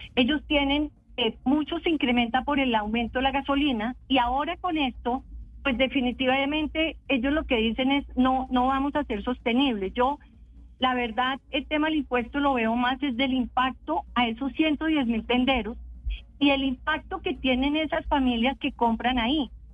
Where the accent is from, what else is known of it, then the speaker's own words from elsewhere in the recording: Bogotá, Colombia; como bogotana recorriendo los barrios